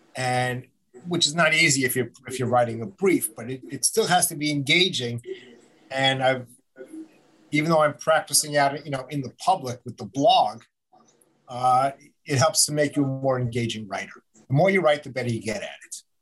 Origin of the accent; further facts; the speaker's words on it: Long Island, New York, United States; also born or lived in Albany / Buffalo / Manhattan; I grew up out on Long Island